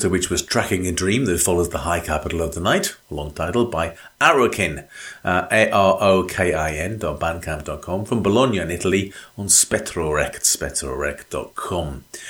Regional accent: North East England, United Kingdom; someone based in the northeast of England, which of course is where I come from

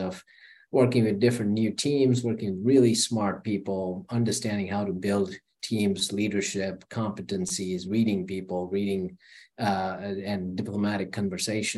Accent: India; moved away as an adult; also born or lived in Charlotte, United States / London, United Kingdom; now in United States; I was born in India. I lived an amazing life till I was 19.

